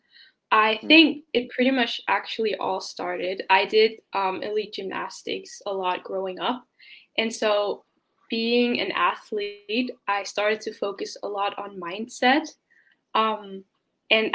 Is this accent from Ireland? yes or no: no; Denmark; I was born and raised in Denmark